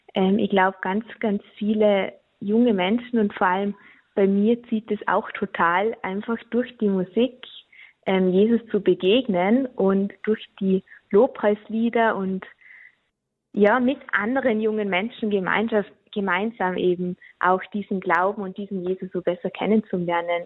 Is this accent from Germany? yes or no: no; Austria; bei uns in Österreich